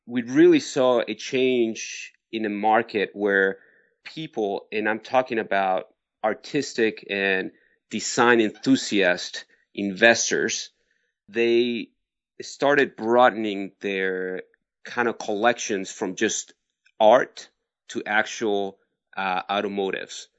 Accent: Mexico City, Mexico; also born or lived in Barcelona, Spain; now in United States; I was born in Mexico City. My family is from Barcelona, Spain.

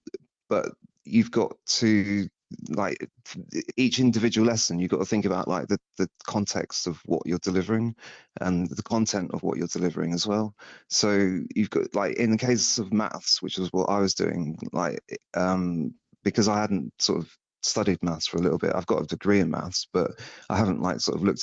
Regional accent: Somerset, South West England, United Kingdom; I'm from Somerset.

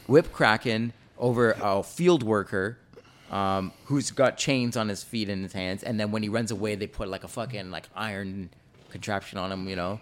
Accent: Canada; I was born here in Canada, but my parents are both Jamaican

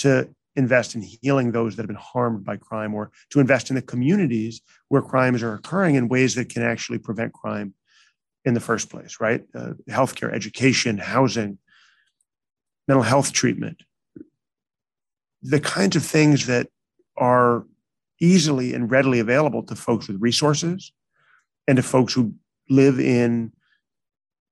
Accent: Chicago, Illinois, United States; also born or lived in New York; now in San Francisco, United States; I did grew up mostly in Chicago

